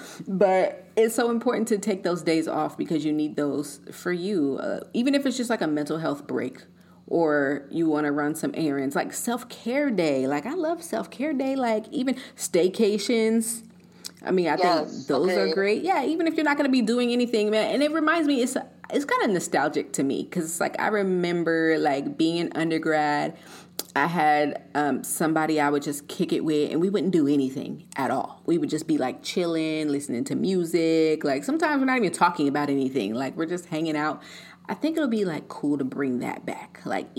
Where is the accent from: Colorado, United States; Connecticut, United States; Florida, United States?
Colorado, United States; also born or lived in California; Like growing up in Colorado, seeing the mountains, the snow, it's cold and all of this.